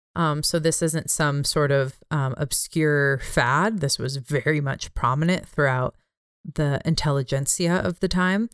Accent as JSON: {"language": "English", "region": "California", "country": "United States", "tie": "born or raised there", "said": "my home state of California"}